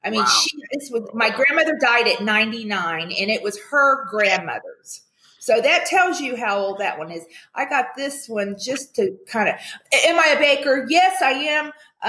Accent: the Ozarks, United States; moved away as an adult; also born or lived in California; now in Henderson, United States; I'm a hillbilly from the Ozarks and I live in Henderson, Nevada, a suburb of Las Vegas.

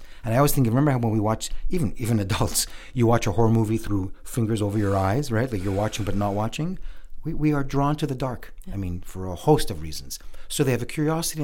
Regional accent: Montreal, Quebec, Canada; I was born and raised in Montreal

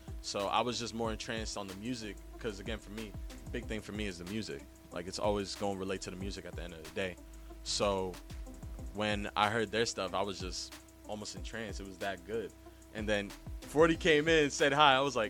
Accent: New York City, New York, United States; I'm 21. I'm a Bronx native. I was born not too far away from here, actually. I was born in St. Mary's Hospital. I originally, grew up here until I was 5, and then I lived here until I was 15 in Kingsbridge Road, near the Jerome Avenue

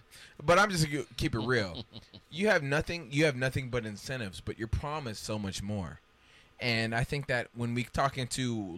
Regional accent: Florida, United States; now in Washington, D.C., United States; I'm from Florida

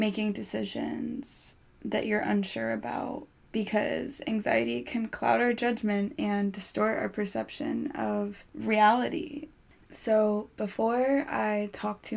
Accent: California, United States; my entire childhood growing up in California

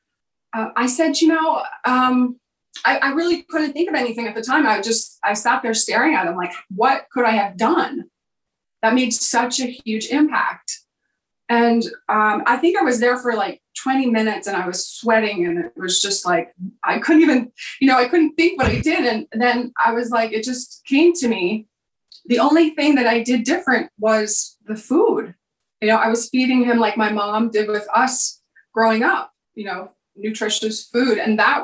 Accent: Bloomsburg, Pennsylvania, United States; I grew up in Pennsylvania in a small town called Bloomsburg

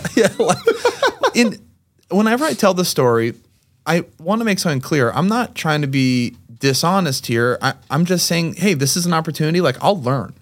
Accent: Lexington, Massachusetts, United States; also born or lived in Amherst, Massachusetts / Brighton, Massachusetts; born and raised Lexington, Massachusetts, went to UMass Amherst, and now, uh, live in Massachusetts

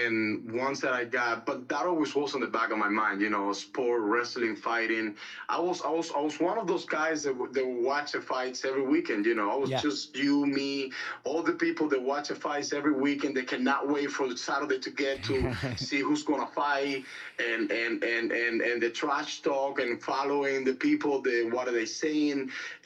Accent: Cuba; moved away; I was born and raised in Cuba.

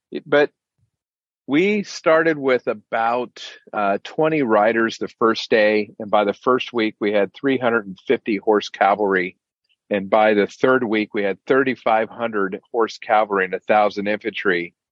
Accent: Central Florida, United States; I grew up in Central Florida. My family's been here since the early 1800s

